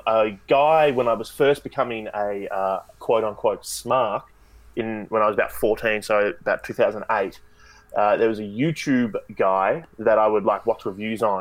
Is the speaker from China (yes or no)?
no; Australia; I'm Australian